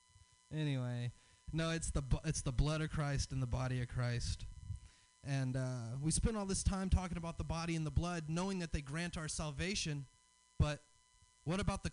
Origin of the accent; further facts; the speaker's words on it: the South, United States; I'm from the South. I have a Southern dad